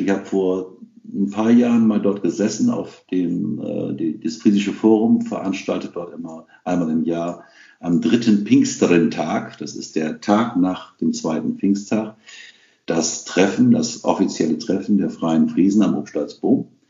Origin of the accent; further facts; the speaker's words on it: Rhauderfehn, Lower Saxony, Germany; first language Low German; also born or lived in Saterland; steht in meinem Ausfall auf Westroderfehn und somit bin ich gebürtiger Ostfriese